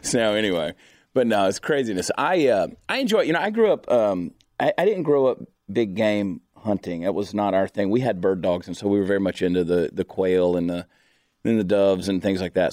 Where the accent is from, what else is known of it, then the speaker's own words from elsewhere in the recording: Augusta, Georgia, United States; moved away as an adult; also born or lived in Alabama; now in Texas, United States; I grew up in Augusta, Georgia